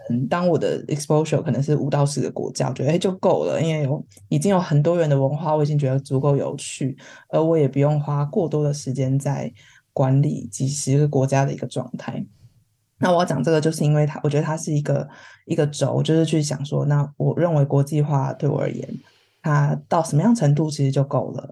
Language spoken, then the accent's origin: Chinese; Taiwan; moved away as an adult; now in London, United Kingdom; 是我们自己身为台湾人，然后想找跑到一个人家全部都讲英文的地方